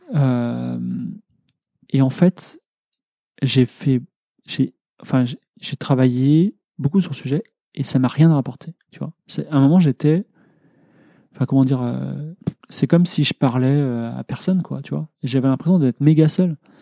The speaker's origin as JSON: {"language": "French", "country": "France", "said": "je suis ingénieur, je suis blanc, euh, je suis français"}